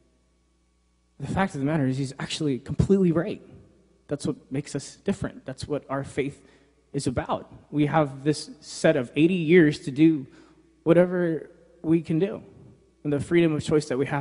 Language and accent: English; New York, United States; moved away; I grew up in New York, so my dad's a pastor there